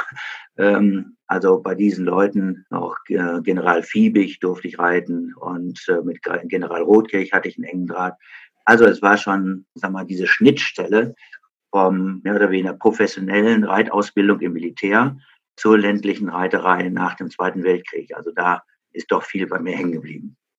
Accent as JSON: {"language": "German", "country": "Germany", "tie": "born or raised there", "said": "in meiner Heimatstadt Frieden"}